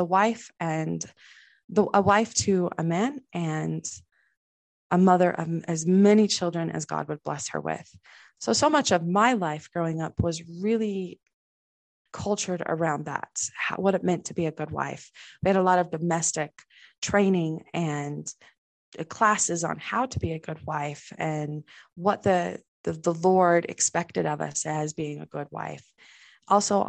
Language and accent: English; Salt Lake City, Utah, United States; I was raised in the middle of Salt Lake, but we still shut the outside world out